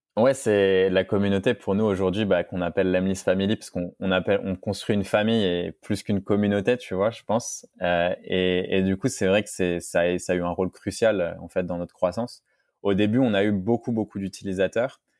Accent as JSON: {"language": "French", "country": "France", "said": "en tant que Français"}